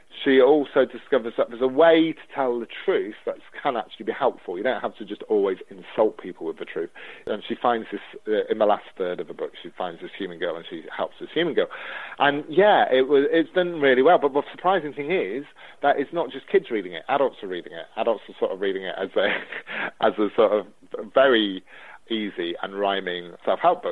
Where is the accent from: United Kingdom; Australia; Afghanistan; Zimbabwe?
United Kingdom; Newark-on-Trent, East Midlands; my hometown of Newark-on-Trent in Nottinghamshire